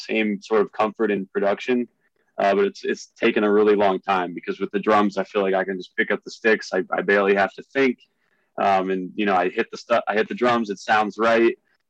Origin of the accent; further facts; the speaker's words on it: Philadelphia, Pennsylvania, United States; I don't know if you know, but I came from Philadelphia originally. I went to Temple University.